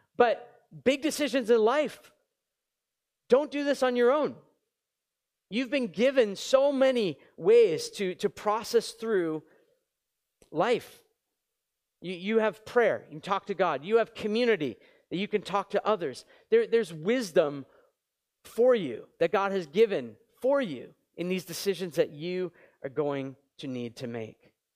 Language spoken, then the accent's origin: English; New England, United States; now in Montreal, Canada; I grew up in New England. It was freezing and moved to Montreal